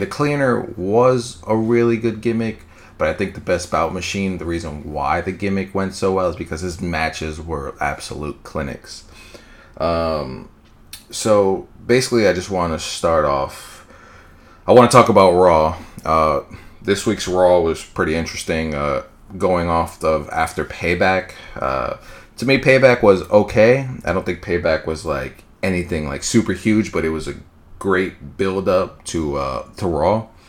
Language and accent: English; New York, United States; I'm from New York, twenty-five years old